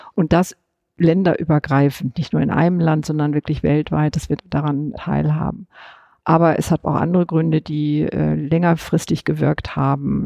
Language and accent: German; West Germany, Germany; bin ich als Westdeutsche in meiner Sozialisation seit den 50er Jahren